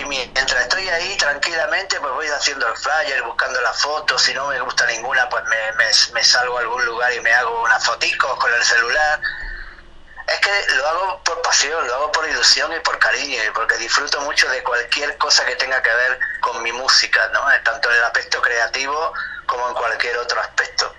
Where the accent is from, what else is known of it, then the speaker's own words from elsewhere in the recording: Granada, Andalusia, Spain; nací en Granada, como bien dices, en el sur de España